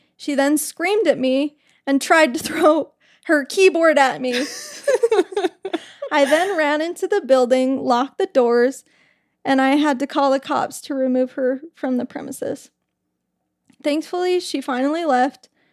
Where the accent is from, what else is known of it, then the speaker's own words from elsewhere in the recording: Utah, United States; I'm from Utah